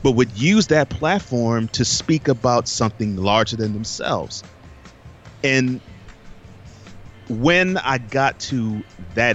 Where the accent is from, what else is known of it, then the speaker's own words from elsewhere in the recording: Houston, Texas, United States; I grew up in Houston.